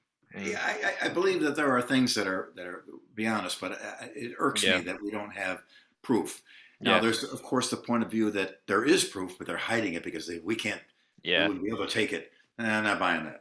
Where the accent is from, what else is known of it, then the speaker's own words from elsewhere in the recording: United States; As an American